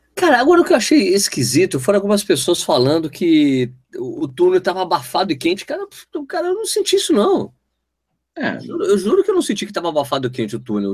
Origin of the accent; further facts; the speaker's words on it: São Paulo, Brazil; now in Jundiaí, Brazil; eu sou de São Paulo